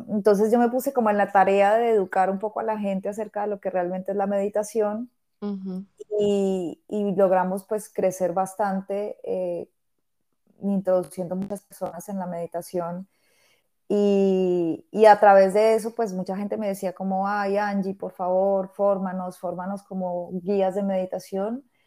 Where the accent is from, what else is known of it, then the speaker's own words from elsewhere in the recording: Bogotá, Colombia; moved away as an adult; now in Barcelona, Spain; en el 2014 abrí un estudio de yoga en Bogotá, que es pues, la ciudad de donde vengo